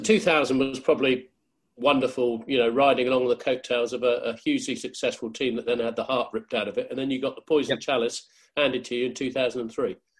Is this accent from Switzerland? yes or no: no; New Zealand; growing up in New Zealand